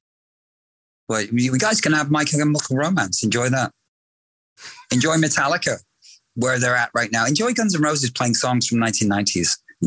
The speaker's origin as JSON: {"language": "English", "country": "Canada", "tie": "born or raised there", "moved": "yes", "lives_now": "Los Angeles, United States", "said": "I studied in high school when I was a kid in Canada"}